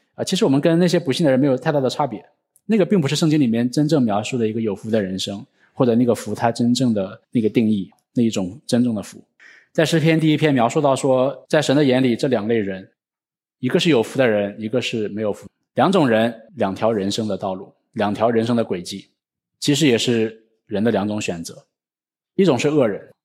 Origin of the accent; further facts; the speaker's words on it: China; 我们中国人